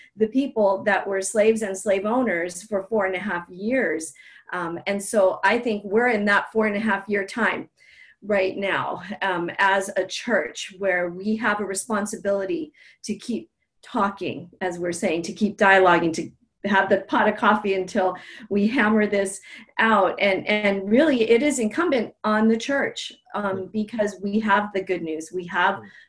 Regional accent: Native Hawaiian, United States; being Native Hawaiian, um, we are story based, we're an oral culture

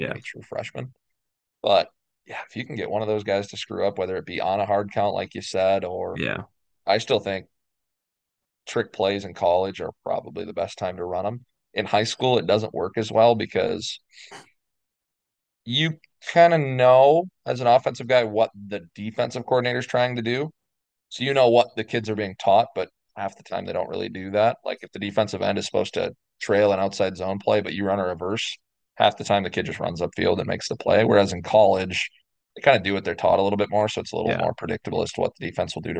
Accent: Minnesota, United States; now in Arizona, United States; I live in Arizona now. I'm initially from Minnesota, and I went home

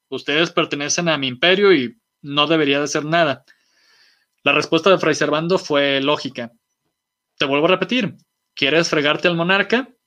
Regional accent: Mexico

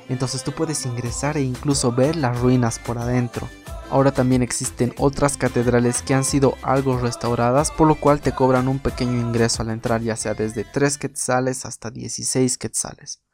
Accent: Bolivia; Para las personas que somos de Bolivia

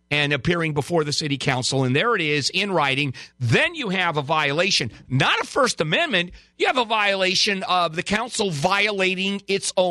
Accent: Pakistan; English is a second language; moved away as an adult; now in United States

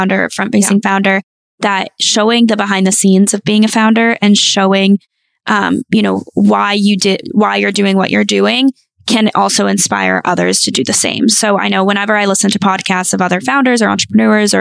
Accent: North Carolina, United States; moved away; I am from North Carolina. So my family's all there.

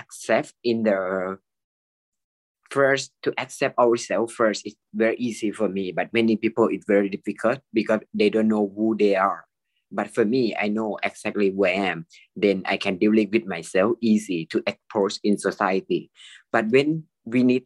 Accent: Thailand; I'm a medical technologist. I'm from Thailand

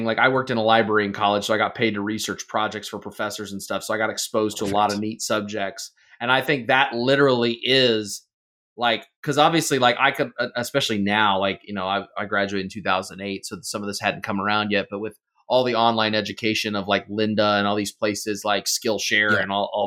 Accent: United States; I'm happily American

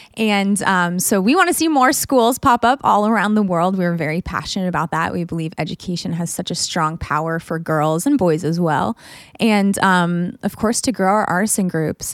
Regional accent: United States; as a woman growing up in America

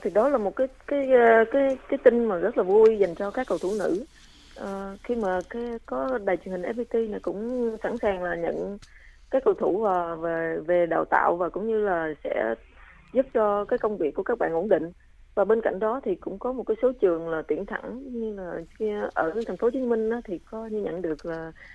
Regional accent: Trà Vinh, Vietnam; moved away; đặc sản của quê hương mình

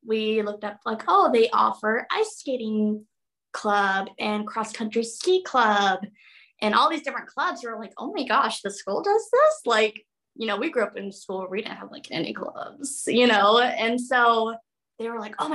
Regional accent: Arizona, United States; also born or lived in Wyoming / Florida / Texas; now in Anchorage, United States; I'm a girl from Arizona.

